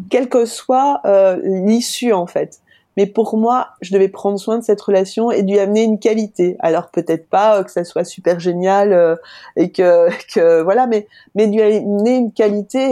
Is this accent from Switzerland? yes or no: no; France; now in Belgium; Je suis française en Belgique